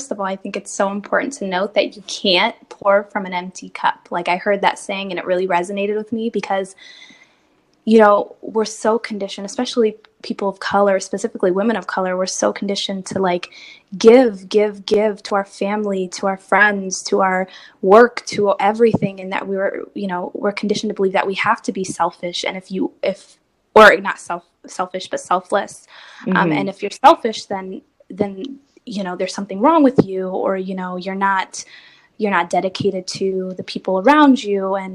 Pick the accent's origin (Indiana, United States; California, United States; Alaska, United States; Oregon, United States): Oregon, United States; Portland; I live in Portland, Oregon, and I'm in product marketing at a healthcare company. Um, yeah, born and raised in Portland.